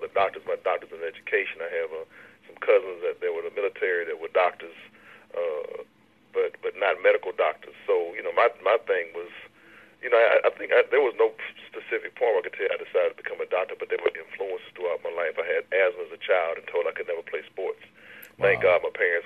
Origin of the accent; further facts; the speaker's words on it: Baton Rouge, Louisiana, United States; when I grew up here in Baton Rouge